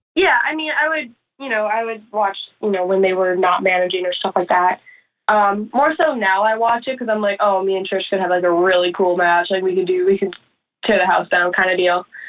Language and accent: English; Chicago, Illinois, United States; we're like obviously from Chicago, so we're used to like rainy and cold and gross